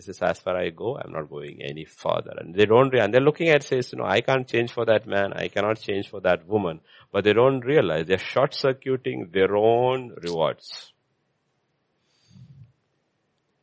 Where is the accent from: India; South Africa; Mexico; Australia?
India; I'm an Indian